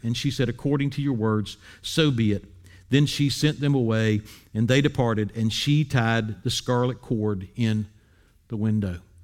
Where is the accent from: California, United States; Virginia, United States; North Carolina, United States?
North Carolina, United States; Wilmington; moved away; I grew up in Wilmington, North Carolina